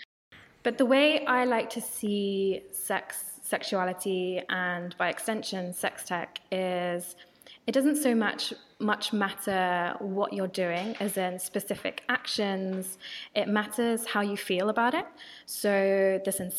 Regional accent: United Kingdom; accent: British; my British accent

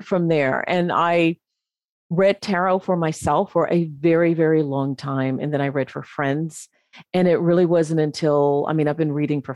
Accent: Memphis, Tennessee, United States; moved away as an adult; also born or lived in North Carolina; I'm originally from the States. I'm originally from Memphis

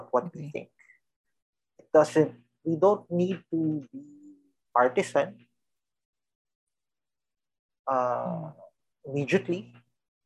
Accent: Philippines; we are Filipinos first

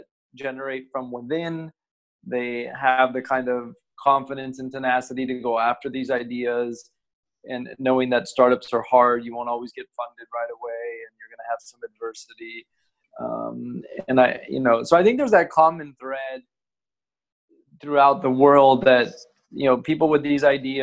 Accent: United States; moved away as an adult; also born or lived in Asia; now in Singapore; I'm originally from the States

